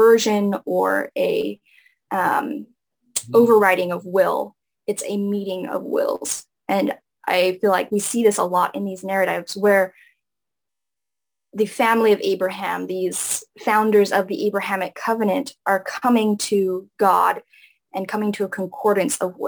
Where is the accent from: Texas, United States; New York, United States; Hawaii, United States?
Hawaii, United States; growing up in Hawaii and the Polynesian culture